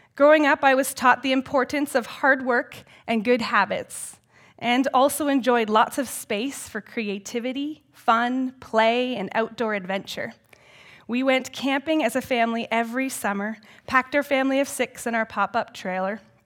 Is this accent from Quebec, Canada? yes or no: no; Elmira, Ontario, Canada; also born or lived in United States; I grew up in Elmira and live there still today in my grandparents' former house.